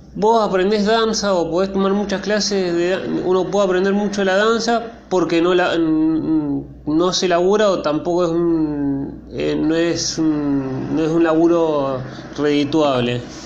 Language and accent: Spanish; Argentina; como argentino